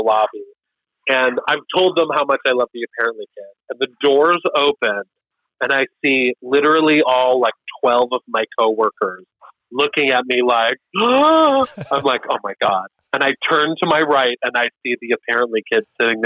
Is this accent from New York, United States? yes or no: yes; Buffalo, New York, United States; I'm from Buffalo